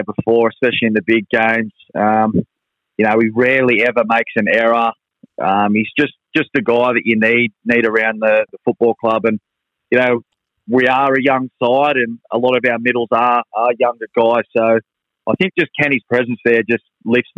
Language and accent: English; Central Coast, New South Wales, Australia; I was born and raised on the Central Coast. I've lived here my whole life.